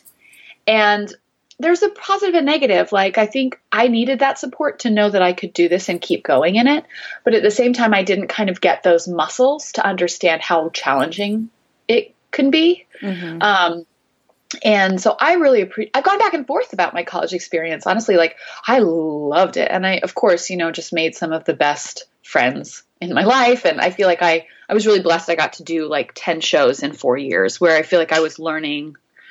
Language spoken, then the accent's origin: English; Bloomington, Indiana, United States; I grew up in Bloomington and I really loved growing up there